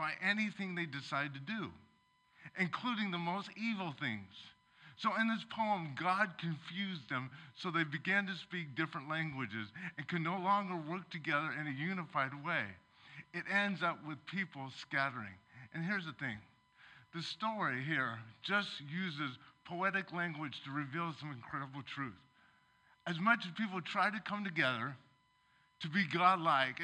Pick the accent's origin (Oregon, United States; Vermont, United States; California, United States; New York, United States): Oregon, United States; Seaside; I grew up in Oregon. I was born in Seaside.